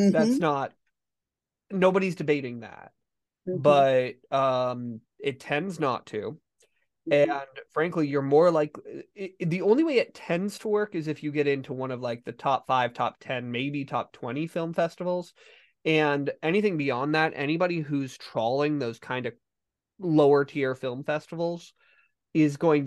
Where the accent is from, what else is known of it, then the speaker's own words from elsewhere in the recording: Steamboat Springs, Colorado, United States; I grew up in Steamboat and our mascot was the sailors